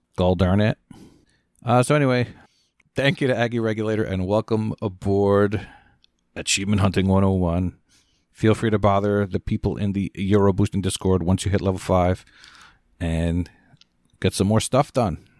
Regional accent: Scotland, United Kingdom; I'm Scottish

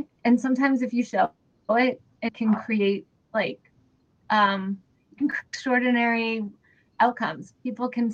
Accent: New Hampshire, United States; I grew up here. I'm Korean. I grew up in New Hampshire

